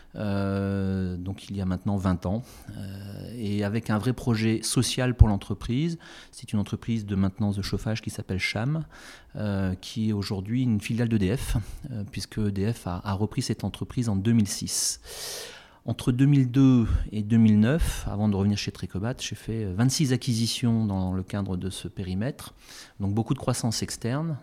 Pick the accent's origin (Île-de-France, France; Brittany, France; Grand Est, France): Brittany, France; Morlaix; moved away as an adult; also born or lived in Brest / Quimper area / Paris; je suis né à Morlaix. Euh, mes parents habitent dans la région quimpéroise. Euh, j'ai fait mes études à Brest, donc je, suis un vrai Finistérien